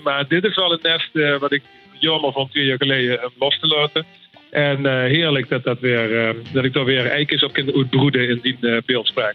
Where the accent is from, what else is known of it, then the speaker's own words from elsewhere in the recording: Limburg, Netherlands; accent: Venlo dialect mixed with Horst and Sevenum; moved away as an adult; now in Amsterdam, Netherlands; Ik kom uit Limburg